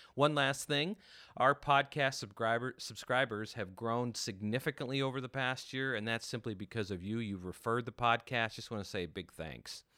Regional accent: North Dakota, United States; moved away; growing up in North Dakota

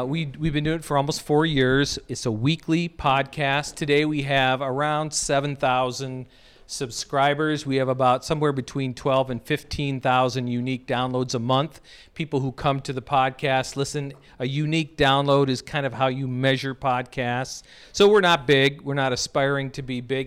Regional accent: United States; moved away; also born or lived in North Dakota / South Dakota; I grew up in North and South Dakota

